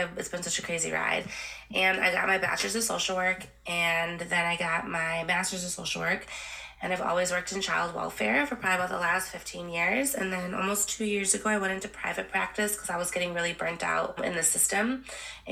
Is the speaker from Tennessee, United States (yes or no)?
no; Milwaukee, Wisconsin, United States; also born or lived in Santiago, Chile; I grew up in Milwaukee, Wisconsin